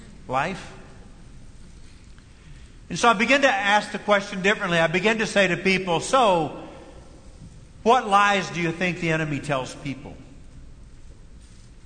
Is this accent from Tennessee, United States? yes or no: no; Kentucky, United States; first language English; I was raised in Kentucky, a dialect